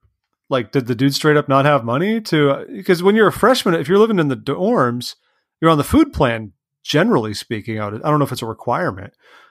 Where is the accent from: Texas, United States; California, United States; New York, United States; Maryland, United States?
California, United States; I'm from California.